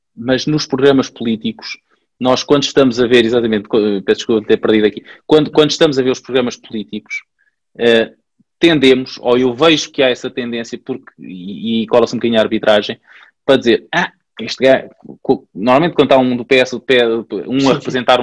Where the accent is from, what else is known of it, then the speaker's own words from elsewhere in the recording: Pombal, Centro, Portugal; eu sou de Pombal